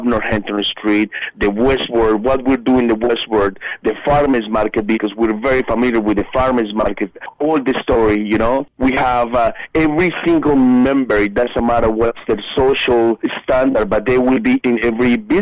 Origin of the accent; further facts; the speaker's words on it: Colombia; moved away as an adult; now in Easton, United States; displaced because of the violence at that moment in my home country